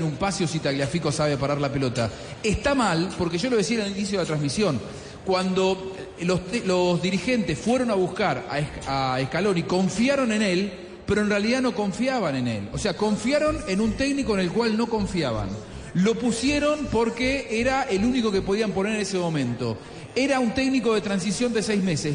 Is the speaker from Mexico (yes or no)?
no; Argentina